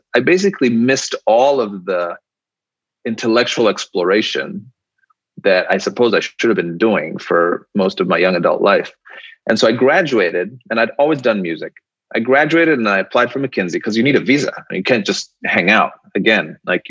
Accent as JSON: {"language": "English", "region": "Nairobi", "country": "Kenya", "said": "I came from Nairobi, which is your background. And I'm like, why doesn't Nairobi look like Dubai?"}